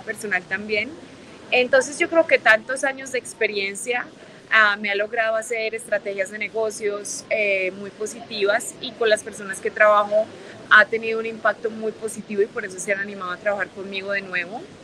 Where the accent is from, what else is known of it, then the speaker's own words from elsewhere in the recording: Medellín, Antioquia, Colombia; moved away as an adult; also born or lived in Mexico City, Mexico; now in Los Angeles, United States; Nací en México y crecí en Medellín, Colombia y vivo en Los Ángeles